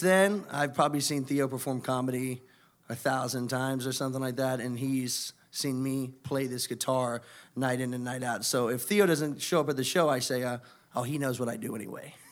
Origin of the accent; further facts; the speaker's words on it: Indiana, United States; moved away as an adult; now in Miami, United States; I'm originally from Indiana